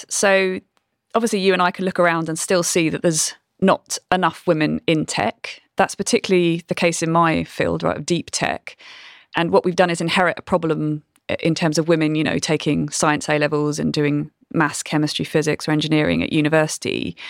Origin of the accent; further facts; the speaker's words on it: Brighton, South East England, United Kingdom; I know my accent doesn't sound like it probably did when I grew up in Brighton. I've been to too many posh universities.